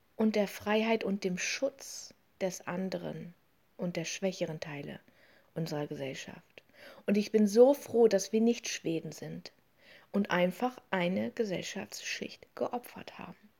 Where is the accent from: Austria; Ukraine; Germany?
Germany; in diesem Land, bei uns in Deutschland